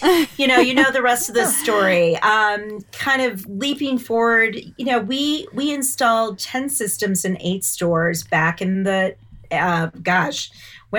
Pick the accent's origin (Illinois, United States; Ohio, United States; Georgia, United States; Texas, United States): Illinois, United States; Champaign; moved away as an adult; now in Boulder, United States; I grew up in Champaign, Illinois